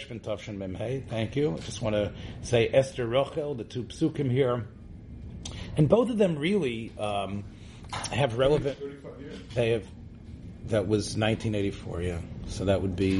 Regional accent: Memphis, Tennessee, United States; I grew up in Memphis, Tennessee

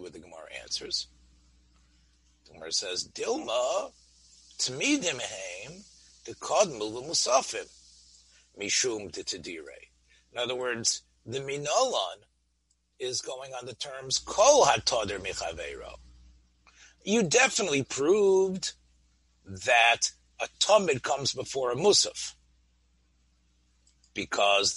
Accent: Memphis, Tennessee, United States; growing up in Memphis

